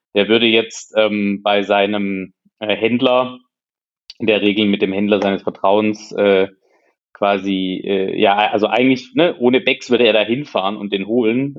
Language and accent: German; Hohenlohe, Baden-Württemberg, Germany; moved away as an adult; ich komme aus der Region ähm, Hohenlohe